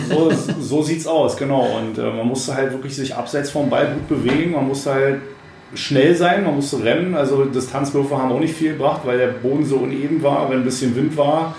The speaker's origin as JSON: {"language": "German", "region": "Brandenburg", "country": "Germany", "said": "wir sind da wirklich äh, als äh, Brandenburger irgendwie rumgerannt"}